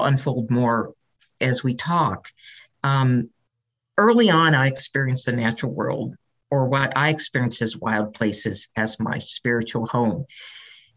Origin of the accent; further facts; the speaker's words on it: San Francisco Bay Area, California, United States; I was raised in the San Francisco Bay Area